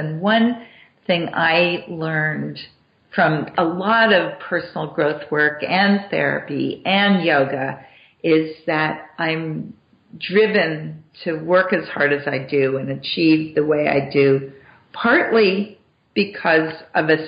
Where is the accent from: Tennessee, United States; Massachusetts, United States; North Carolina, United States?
Massachusetts, United States; I grew up in Massachusetts